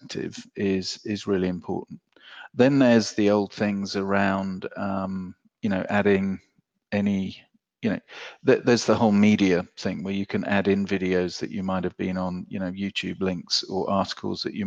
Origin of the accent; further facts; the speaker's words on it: England, United Kingdom; I'm from England where benefits is anathema